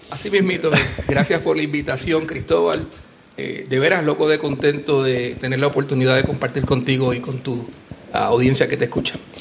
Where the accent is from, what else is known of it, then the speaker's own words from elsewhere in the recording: Puerto Rico; now in Aguadilla, Puerto Rico; uno es boricua